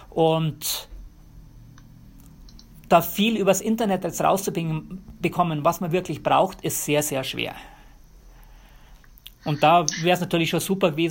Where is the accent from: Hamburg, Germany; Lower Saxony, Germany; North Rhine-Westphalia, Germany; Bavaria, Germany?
Bavaria, Germany; moved away as an adult; now in United States; Und ja, ich bin in Bayern aufgewachsen, Bayern geboren. Ähm, ich brauche Berge, ohne Berge geht es bei mir nicht.